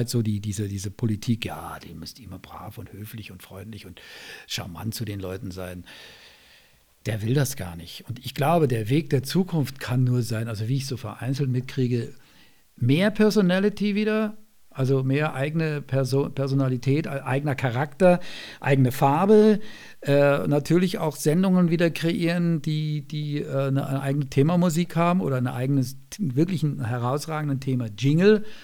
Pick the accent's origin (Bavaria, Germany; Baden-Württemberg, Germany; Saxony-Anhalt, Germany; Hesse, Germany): Bavaria, Germany; Ich höre natürlich Bayern 3, weil ich selber da ab und zu sende, weil es meine alte Heimat ist noch